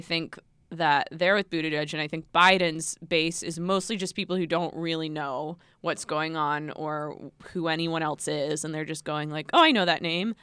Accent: United States; as an American

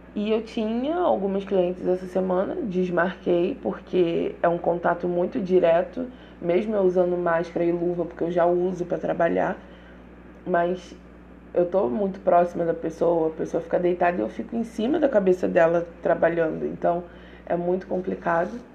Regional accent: Rio de Janeiro, Brazil; accent: carioca; sou carioca, por isso o meu mesmo sai mesmo

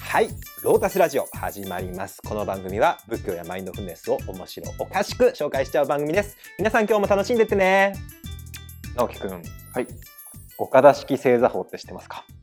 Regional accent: Aichi, Japan; あの我々愛知県人なんですけど

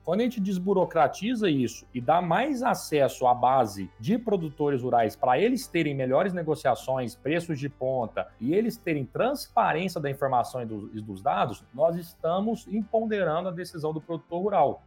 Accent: Pouso Alegre, Minas Gerais, Brazil; eu sou nascido no sul de Minas, né, nasci em Pouso Alegre

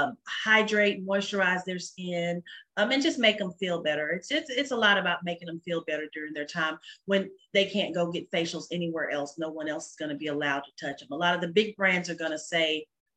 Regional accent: Dallas, Texas, United States; I'm originally from Dallas, North Dallas, and graduated from Richardson High School

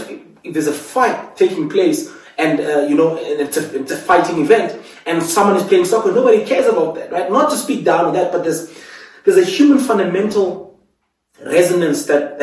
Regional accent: Cape Town, Western Cape, South Africa; now in Johannesburg, South Africa; I was actually born in Cape Town, moved to the Eastern Cape back in 29.

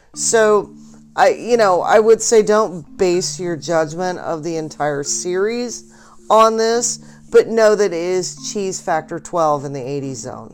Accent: Boise, Idaho, United States; I grew up in Mormonville, uh, Boise

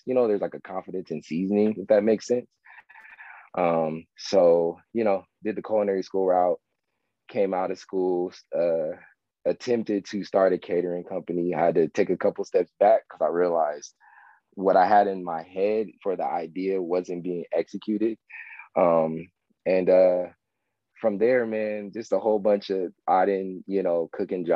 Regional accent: Palmdale, California, United States; I'm from Palmdale, California

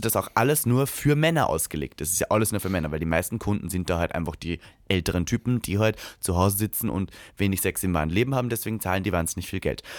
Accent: Austria; moved away; in meiner Heimat

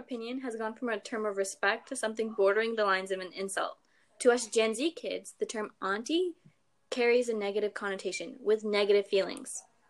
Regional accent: Canada; We're Canadian!

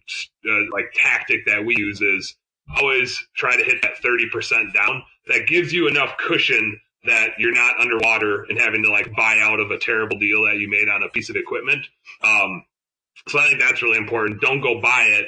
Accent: Wisconsin, United States; I'm from Wisconsin

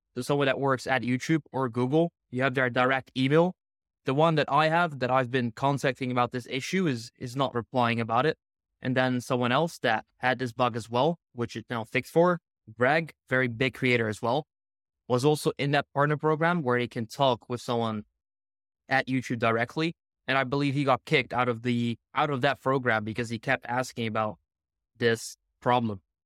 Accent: Netherlands; I'm from the Netherlands

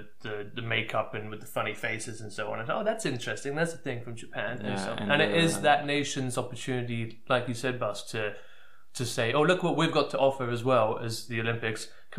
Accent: England, United Kingdom; as an English person

